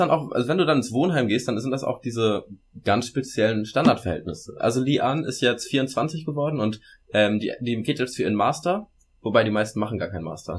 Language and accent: German; Germany; moved away; wir Deutsche